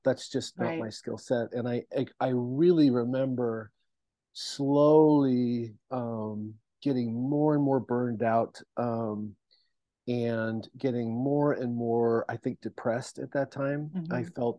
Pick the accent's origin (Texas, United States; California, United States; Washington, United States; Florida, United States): Washington, United States; Seattle; because I came from Seattle and I came from the church community in Seattle, I knew a lot of people in still that were still in ministry.